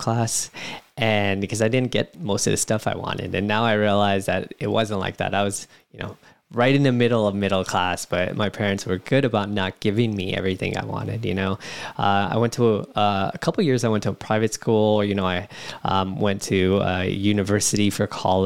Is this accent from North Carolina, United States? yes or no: no; San Jose, California, United States; born and raised in San Jose, California, up north